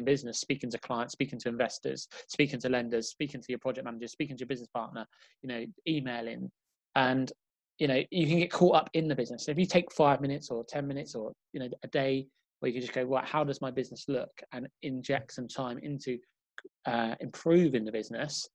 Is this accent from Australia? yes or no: no; London, United Kingdom; I was from London, so that was like, you know, 4 or 5 hour trip away